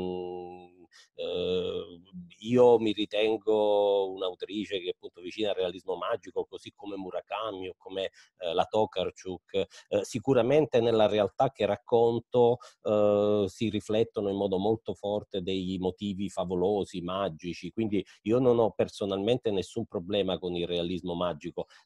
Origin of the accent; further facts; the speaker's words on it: Zlín Region, Czechia; Italian is a second language; Io eh, sono originaria di Cromie-Riche, eh, quindi più o meno una ventina di chilometri da, da Slin, che appunto è eh, la città dove eh, i Batia hanno sviluppato la prima fabbrica